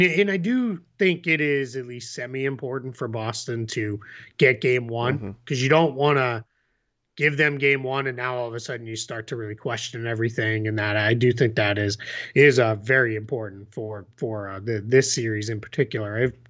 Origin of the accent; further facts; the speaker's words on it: Taiwan; Since I'm from Taiwan, so shout out.